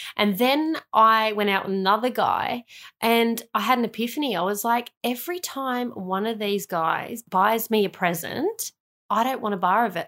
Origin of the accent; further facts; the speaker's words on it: Melbourne, Victoria, Australia; also born or lived in Sydney; I went to Sydney for two years. But then I ended up going back to Melbourne and spending my year nine to twelve years at a school